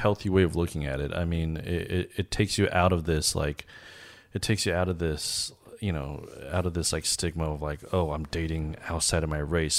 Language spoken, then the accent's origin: English; Los Angeles, California, United States; also born or lived in Harbin, China; even though I was born in China, I think a lot of my habits are, were formed in, uh, in the States, particularly Los Angeles